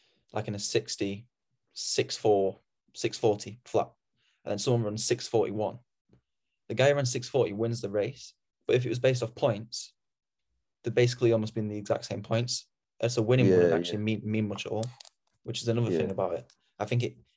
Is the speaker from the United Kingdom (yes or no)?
yes; Sheffield, Yorkshire and the Humber, United Kingdom; I'm from Sheffield